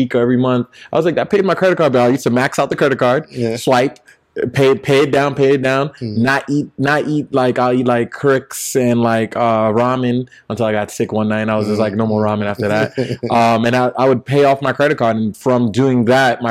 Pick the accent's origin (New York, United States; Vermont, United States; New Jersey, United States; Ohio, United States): New York, United States; New York City; I grew up in Brownsville